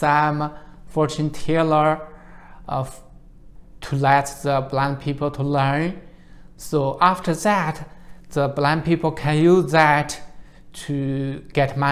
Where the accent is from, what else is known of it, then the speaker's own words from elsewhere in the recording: Shandong, China; English is a second language; moved away as an adult; now in United States; I was born in China in a poor village in Shandong province